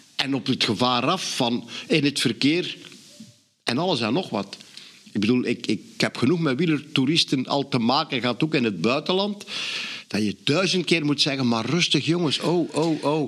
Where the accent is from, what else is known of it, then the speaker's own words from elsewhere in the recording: Flanders, Belgium; als Vlaming zijnde